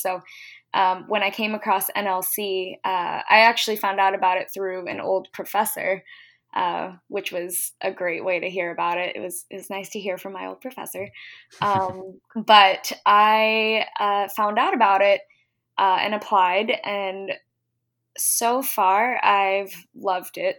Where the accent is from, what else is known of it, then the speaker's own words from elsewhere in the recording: Virginia Beach, Virginia, United States; also born or lived in Washington, District of Columbia, United States / San Francisco; I grew up in Virginia Beach